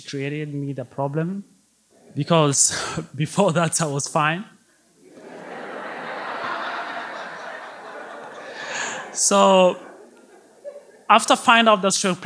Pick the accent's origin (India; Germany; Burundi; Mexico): Burundi; English is a second language; moved away as an adult; now in Detroit, United States; I was born and raised in Africa, a small country called Burundi